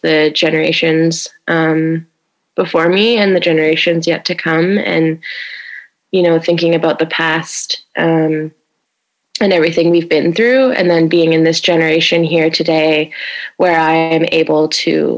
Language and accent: English; Edmonton, Alberta, Canada; also born or lived in Big Stone Cree Nation / Vancouver; I'm from Big Stone Cree Nation, which is about 4 hours up north from Edmonton, Alberta. Yeah, but I've been living in Edmonton now for like my whole life, pretty much